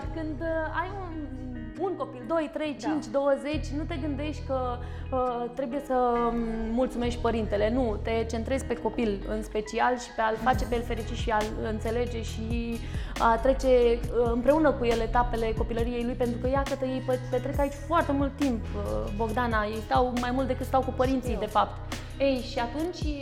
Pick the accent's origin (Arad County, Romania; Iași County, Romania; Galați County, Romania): Galați County, Romania; Galați; un copil de 10 ani, într-un oraș nu foarte mare, nu eram în capitală, da, eu sunt gălățeancă